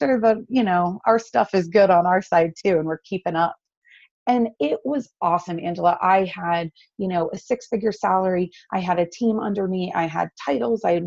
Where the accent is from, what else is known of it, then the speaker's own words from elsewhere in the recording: North Carolina, United States; I grew up down here in North Carolina, and I love it.